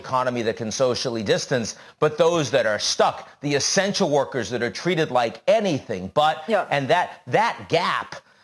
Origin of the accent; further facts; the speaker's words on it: Chelsea, Massachusetts, United States; I was a kid growing up in Chelsea, Massachusetts, in the projects